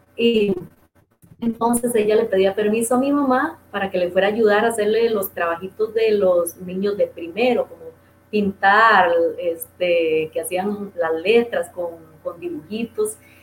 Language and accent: Spanish; Dos Brazos de Río Tigre, Puntarenas, Costa Rica; moved away; Ese es mi pueblito